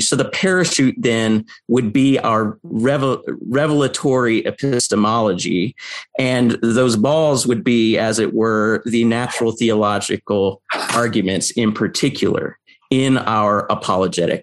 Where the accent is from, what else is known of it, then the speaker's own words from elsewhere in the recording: United States; I grew up in the American public school system